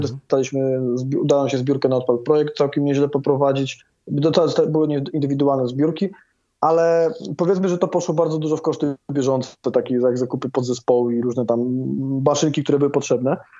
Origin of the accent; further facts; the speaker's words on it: Krosno, Subcarpathian Voivodeship, Poland; ja też jestem z Krosna